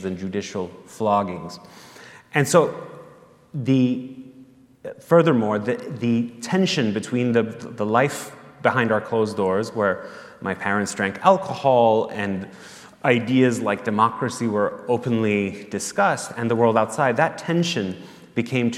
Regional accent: Tehran, Tehran Province, Iran; moved away; I was born and raised in Tehran, Iran

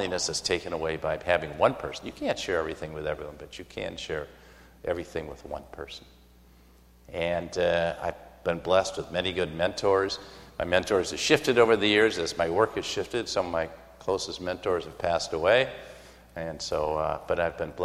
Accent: Michigan, United States; moved away; also born or lived in Brussels / Minneapolis; I was born in Michigan to older parents

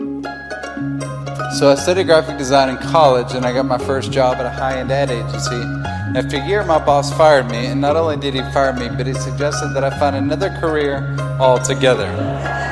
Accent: Hendersonville, Tennessee, United States; also born or lived in Nashville, Tennessee; I was born in Nashville, Tennessee, and I grew up in a suburb called Hendersonville

